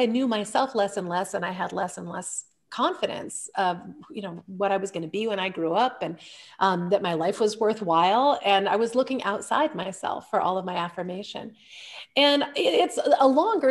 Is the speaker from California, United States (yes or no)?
no; Illinois, United States; I was born in Illinois, where my dad was a professor at Lake Forest College